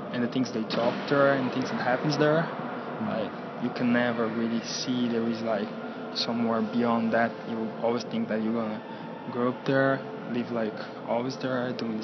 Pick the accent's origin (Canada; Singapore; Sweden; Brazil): Brazil; North Brazil; now in South Brazil, Brazil; I'm from Brazil, in the south of Brazil. Actually, this is where I live. I was born in the north of Brazil, in a very, not very small city, but yeah, medium city